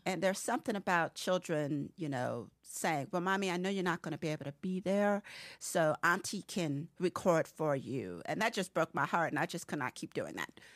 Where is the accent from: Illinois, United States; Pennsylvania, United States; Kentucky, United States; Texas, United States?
Pennsylvania, United States; Harrisburg; moved away as an adult; I hail from Harrisburg, Pennsylvania. I am a transplant. I have been here since I was eighteen.